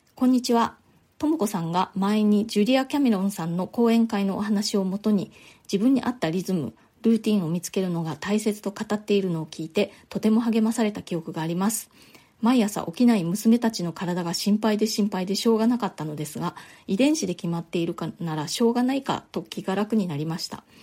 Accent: Nagasaki, Japan; moved away as an adult; now in New York, United States; 私の実家のある長崎の方で

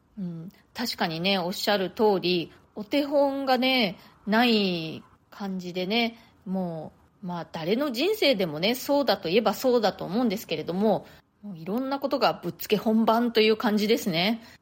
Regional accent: Japan; moved away as an adult; now in New York, United States; 私は日本で生まれ育ったんですけれども大人になってからの生活のほとんどをもうアメリカ、まあ、ニューヨークで過ごしているんですね

